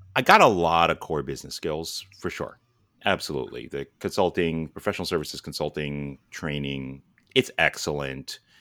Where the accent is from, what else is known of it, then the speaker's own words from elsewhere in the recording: New York City, New York, United States; moved away as an adult; also born or lived in California; now in Boston, United States; we met in high school in New York